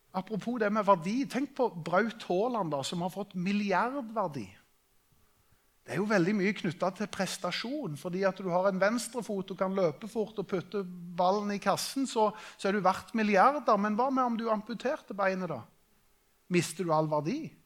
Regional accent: Norway; vi er nordmenn

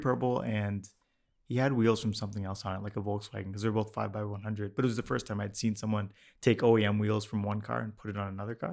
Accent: Mississauga, Ontario, Canada; I grew up in Streetsville in Mississauga

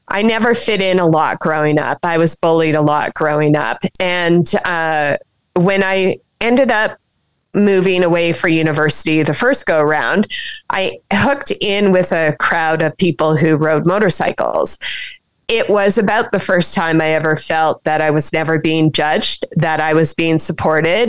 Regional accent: Saskatchewan, Canada; I was pretty young growing up in Saskatchewan

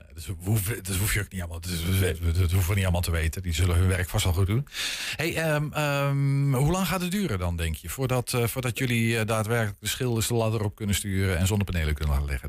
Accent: Netherlands; Ik ben gewoon een Hollander

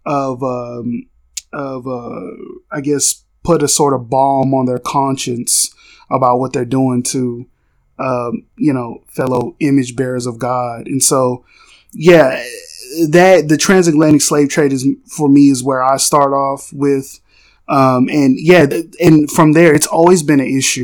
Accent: Texas, United States; I'm a Texan.

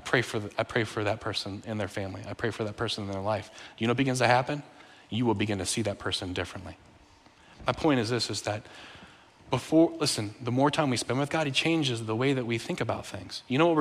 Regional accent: Bolivia; born there; also born or lived in United States; I've lived in 7 countries, and when I was born in Bolivia, where they speak Spanish. My parents are from the U.S., so I spoke English in the home.

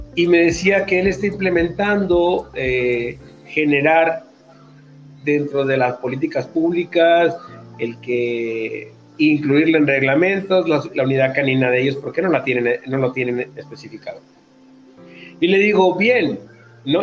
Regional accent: Mexico; como decimos acá en, en México, las pilas o las baterías

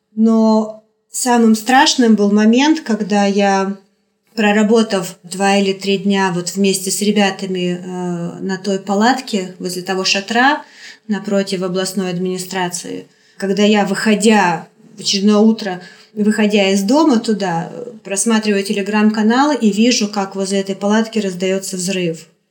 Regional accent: Kharkiv, Kharkiv Oblast, Ukraine; moved away as an adult; now in Moscow, Russia; Я украинка. Я выросла, я родилась в Харькове, я выросла в Харькове, я закончила Харьковский университет

